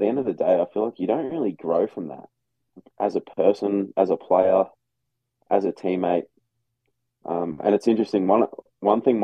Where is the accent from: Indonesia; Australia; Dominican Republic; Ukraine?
Australia; accent: Australian; now in Iowa, United States